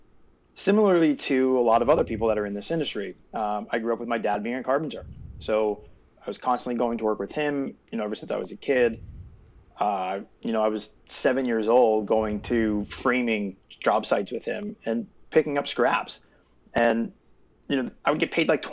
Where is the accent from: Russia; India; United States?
United States; East Coast; also born or lived in Southern California; I'm originally from the East Coast